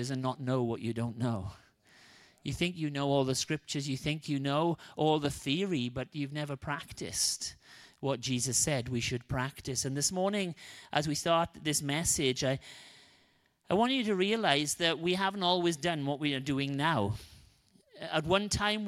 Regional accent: Wales, United Kingdom; moved away; I'm Welsh

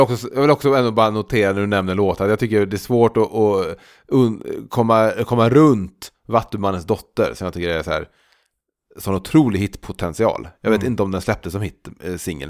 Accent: Trollhättan, Västra Götaland, Sweden; när jag varit hemma i Trollhättan

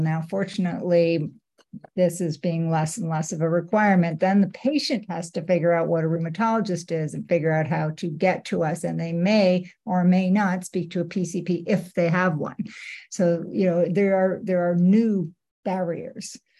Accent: Canada; now in United States; I work at HSS, but I'm a Canadian, and I uh, my heart is still in Canada

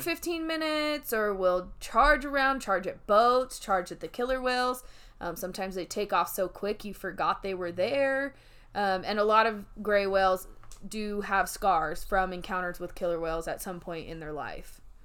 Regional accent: Oregon coast, United States; moved away; I grew up on the Oregon coast

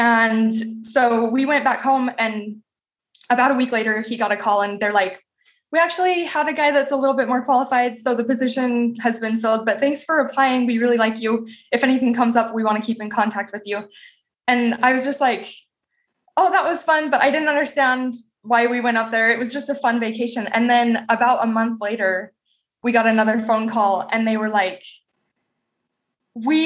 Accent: Southeast Idaho, United States; moved away; also born or lived in Rexburg, Idaho; I had never lived outside of Southeast Idaho

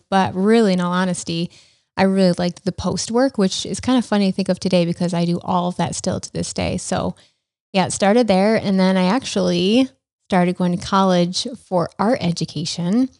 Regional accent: Rochester, New York, United States; growing up in Rochester, my dad worked at Kodak

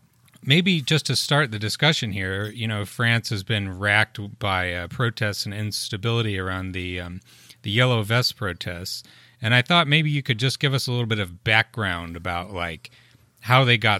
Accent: United States; my poor blinkered American brain can barely handle English as it is.

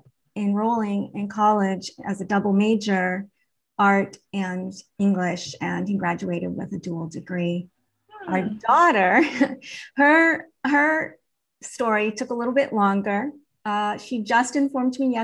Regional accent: New England, United States; growing up in New England

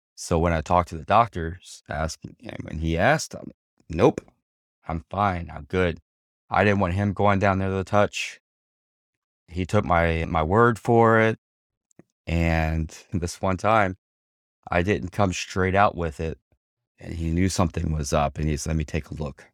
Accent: Houma, Louisiana, United States; also born or lived in Sanford, Florida; now in Orlando, United States; Born and raised in South Louisiana, little town called Homa. It's about sixty miles south, southwest of New Orleans.

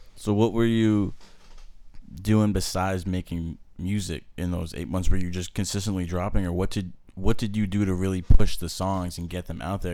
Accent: New Hampshire, United States; moved away as an adult; I'm originally from New Hampshire.

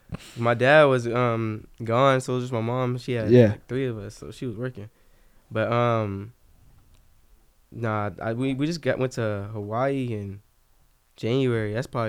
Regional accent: Germany; born there; Like, I was born in Germany and shit, so we went to, like, a couple European.

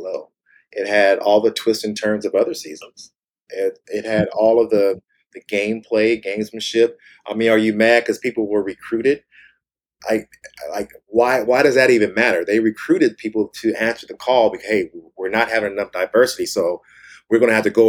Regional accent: Kansas, United States; moved away; also born or lived in Washington / California; We're both from Kansas, both went to school in Washington, moved to California

